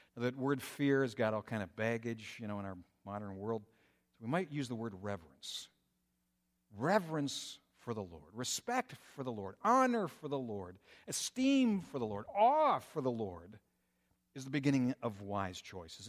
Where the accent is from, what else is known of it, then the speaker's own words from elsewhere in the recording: Minnesota, United States; moved away as an adult; also born or lived in Colorado; now in Michigan, United States; growing up in Minnesota